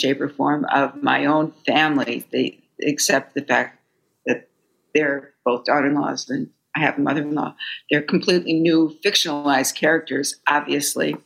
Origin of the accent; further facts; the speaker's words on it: Fargo, North Dakota, United States; moved away as an adult; now in New York, United States; I grew up far away from grandparents. I was raised in Fargo, North Dakota